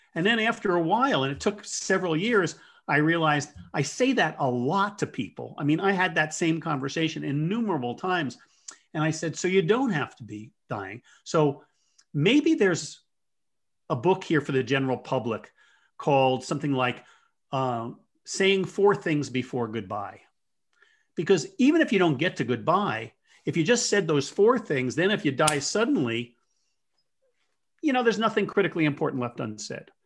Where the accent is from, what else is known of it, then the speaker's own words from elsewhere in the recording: Jersey Shore, New Jersey, United States; moved away as an adult; also born or lived in Colorado / Fresno, California; I grew up in on the Jersey Shore, so I, I tend to talk fast